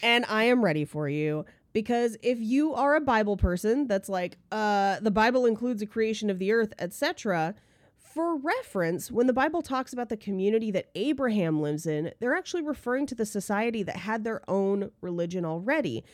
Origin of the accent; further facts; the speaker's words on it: California, United States; I grew up in California